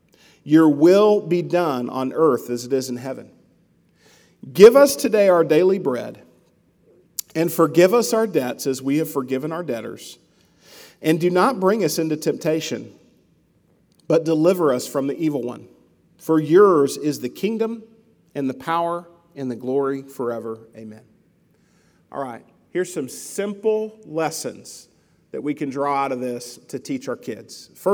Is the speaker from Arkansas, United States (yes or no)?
yes; Mabelville, Arkansas, United States; I grew up in Arkansas, just outside of Little Rock, in a little town called Mabelville, kind of out in the country, and I ran around with the neighborhood kids.